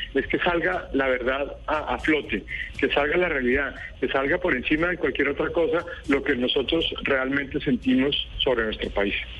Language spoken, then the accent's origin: Spanish; Colombia; los colombianos que queremos a nuestro país